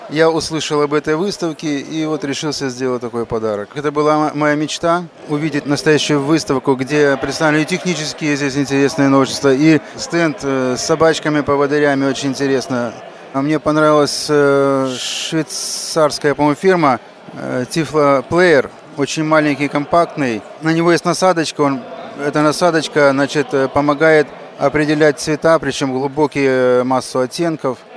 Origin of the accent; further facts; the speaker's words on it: Yalta, Crimea, Ukraine; Ну, Ялта э, для вас далекая, а для меня она близкая. Это мой родной город, где я родился.